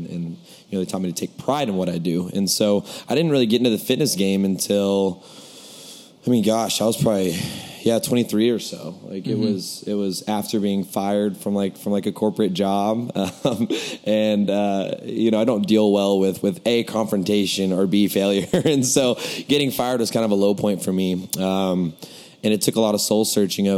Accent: Lubbock, Texas, United States; moved away as an adult; also born or lived in Oklahoma; now in New York, United States; I was born in Oklahoma, grew up in Lubbock, Texas, from the age of 3 to like 22 or so

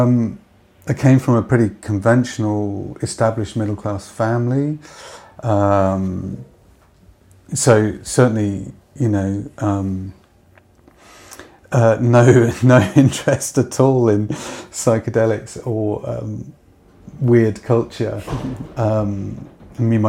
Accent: Stoke Gabriel, South West England, United Kingdom; also born or lived in Paignton; I grew up in a... just outside a small village called Stoke Gabriel, on the banks of the River Dart estuary

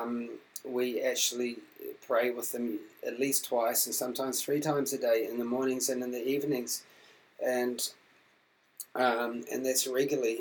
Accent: New Zealand; when I was growing up in New Zealand

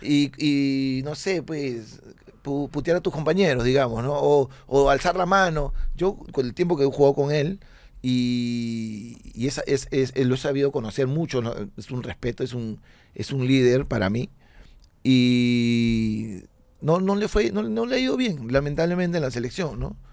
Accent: Peru; moved away as an adult; also born or lived in Florence, Italy / Argentina

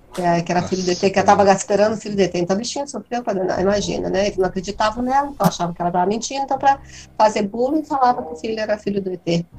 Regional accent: Brazil; eu sou brasileira

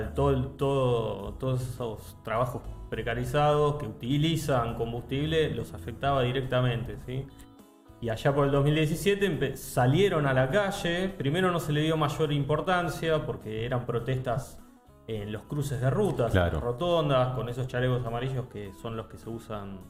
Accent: Argentina; nosotros como argentinos

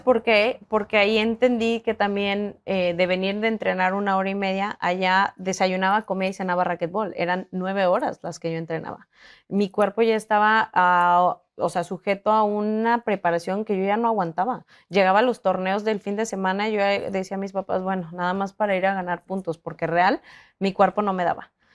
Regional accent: San Luis Potosí, Mexico; moved away as an adult; now in Monterrey, Mexico; Yo soy originaria de San Luis Potosí

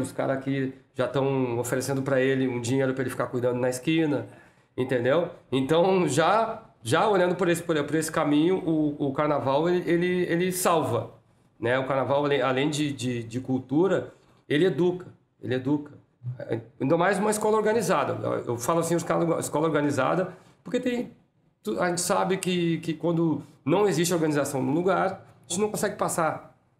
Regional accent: Porto Alegre, Rio Grande do Sul, Brazil; Eu sou nascido e criado ali na, na Vila Jardim, muito que... perto ali da, da Copacabana

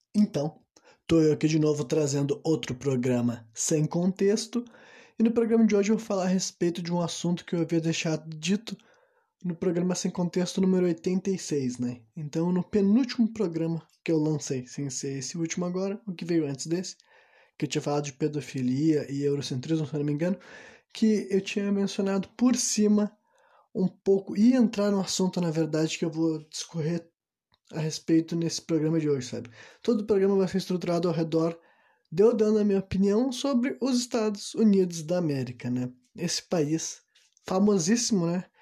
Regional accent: Brazil; Eu cresci num Brasil Brasil

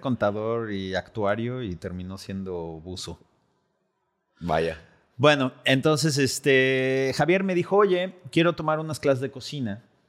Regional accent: Mexico City, Mexico; moved away as an adult; also born or lived in California; now in Los Cabos, Mexico; yo soy de la Ciudad de México originalmente

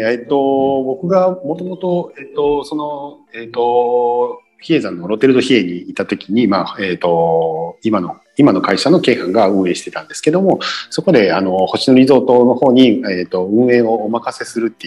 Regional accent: Osaka, Japan; 僕はあの大阪生まれ育ちなので

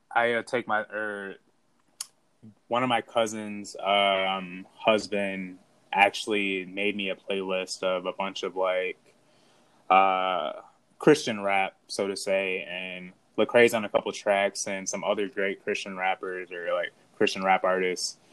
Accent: Midwest, United States; I'm from the Midwest

